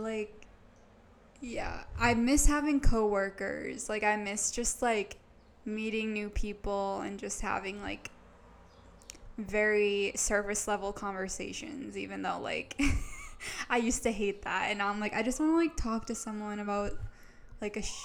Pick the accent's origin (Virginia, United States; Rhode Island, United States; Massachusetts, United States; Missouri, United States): Massachusetts, United States; North Shore; I am from the North Shore